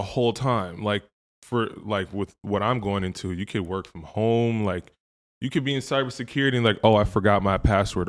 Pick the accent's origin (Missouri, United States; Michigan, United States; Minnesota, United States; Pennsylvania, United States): Minnesota, United States; Woodbury; also born or lived in Proud Lake / Andover, Minnesota / Nigeria; I grew up in Woodbury